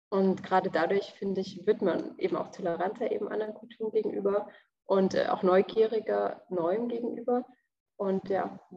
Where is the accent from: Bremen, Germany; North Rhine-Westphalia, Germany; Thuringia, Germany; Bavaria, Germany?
Thuringia, Germany; also ich komme aus einem kleinen Ort in Thüringen